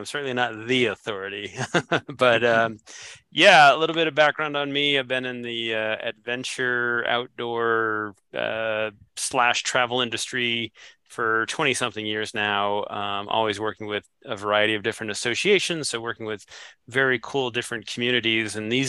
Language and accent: English; New England, United States; also born or lived in Washington, District of Columbia, United States / Colorado / Idaho; now in Cincinnati, United States; I grew up in New England, lived in DC, then Colorado and Idaho. Now I'm in Cincinnati. My wife's family is from this area. So we moved here, I guess about 13 years ago when our daughters were young.